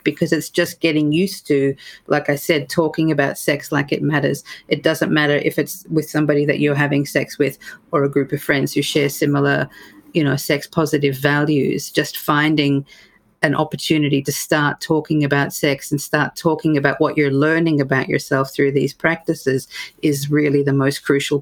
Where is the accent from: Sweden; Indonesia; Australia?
Australia; moved away as an adult; also born or lived in United Kingdom; now in United States; as an Australian therapist, and then I've, you know, sort of done my work in the UK as well, then to come to the US